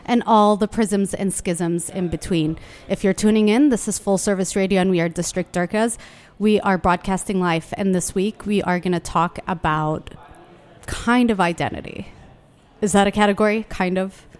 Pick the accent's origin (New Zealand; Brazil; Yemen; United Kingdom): Yemen; now in Washington, D.C., United States; I was born in Yemen